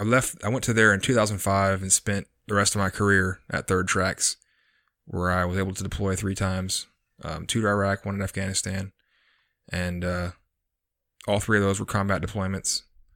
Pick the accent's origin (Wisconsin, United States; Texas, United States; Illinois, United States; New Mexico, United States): Texas, United States; also born or lived in McAllen / Corpus Christi / Houston / San Antonio; So I was born in McAllen, Texas in 1982. Pretty much moved all over the country with my parents. Well, parent, one of the two. Corpus Christi, Houston, San Antonio, Tennessee, quite a few different places.